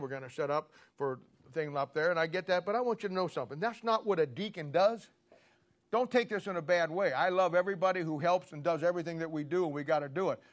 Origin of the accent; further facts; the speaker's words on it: Canton, Ohio, United States; I grew up in Canton, Ohio